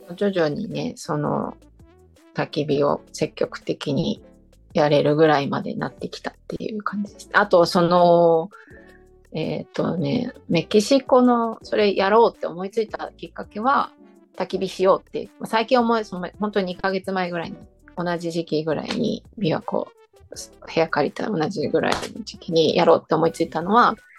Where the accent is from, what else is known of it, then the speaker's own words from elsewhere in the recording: Fukaya, Saitama, Japan; moved away as an adult; now in Shiga, Japan; 私の地元の埼玉深谷市